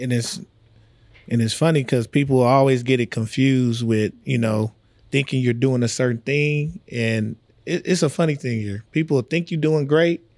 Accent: Texas, United States; moved away; I'm from Texas.

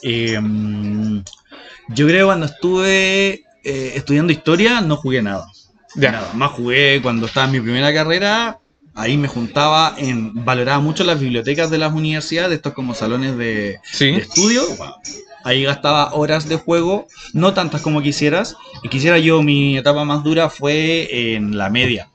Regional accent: Chile; accent: Chilean; first language Spanish; somos chilenos

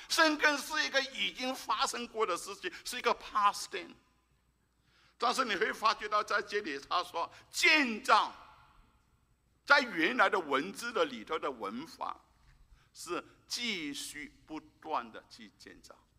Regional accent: Malaysia; moved away; 我已经三年多没回到马来西亚，我的母， 我的， 诶， 我的家乡

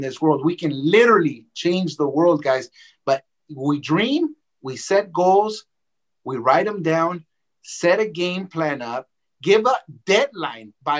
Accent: Los Angeles, California, United States; also born or lived in Mexico; I grew up there from the time that I was 5 years old to the time that I was 18 years old

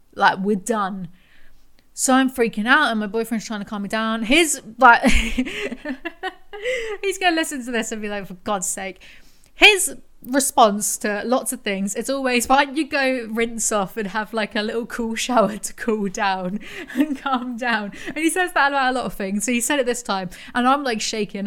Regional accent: England, United Kingdom; I'm English

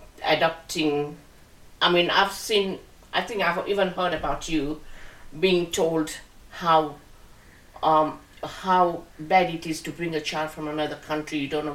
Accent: India; moved away; Because she's from my home country

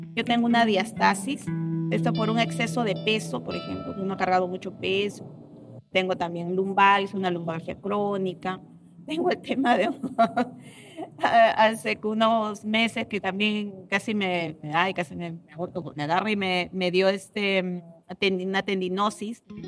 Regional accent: Ica, Peru; soy de ICA, eh, vivo en ICA

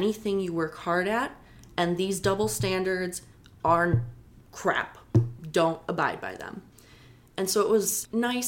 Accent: Chicago, Illinois, United States; I am a hometown girl. I love Chicago. I love my hometown

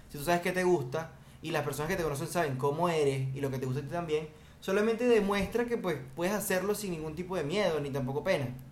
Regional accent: Venezuela; now in Dominican Republic; yo soy venezolano, pero yo, yo, yo vivo aquí, ¿verdad? En República Dominicana

